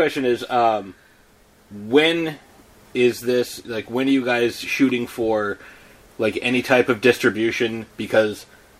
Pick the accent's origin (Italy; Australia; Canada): Italy; Well, they came from Jersey. I came from Italy, and I actually went around the earth the other way.